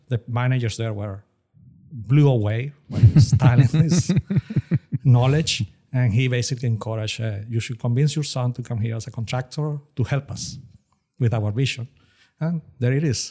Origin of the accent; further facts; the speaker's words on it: Venezuela; moved away as an adult; also born or lived in Austin, Texas; now in Houston, United States; career in Venezuela. That's my home country.